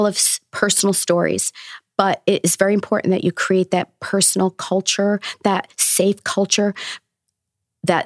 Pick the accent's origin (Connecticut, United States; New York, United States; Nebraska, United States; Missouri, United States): New York, United States; Newburgh; I'm from Newburgh. I went to the school that I'm now teaching in as well.